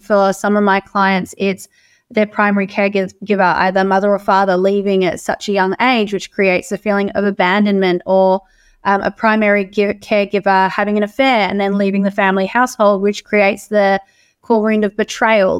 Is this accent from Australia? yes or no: yes; Australia; as Australian women